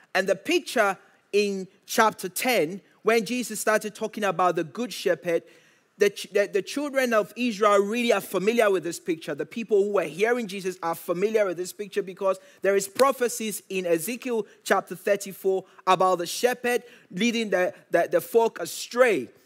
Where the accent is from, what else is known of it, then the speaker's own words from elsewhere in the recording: Ghana; moved away; I grew up in Ghana